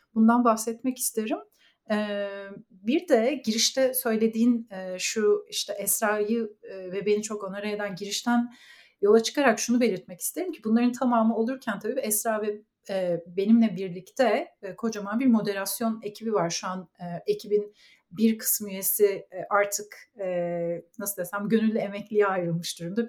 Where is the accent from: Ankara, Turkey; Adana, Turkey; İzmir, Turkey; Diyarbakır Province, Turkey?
Ankara, Turkey; moved away as an adult; also born or lived in Istanbul; now in Canada; Ankaralıyım. Ankara'da doğdum, büyüdüm ve okudum.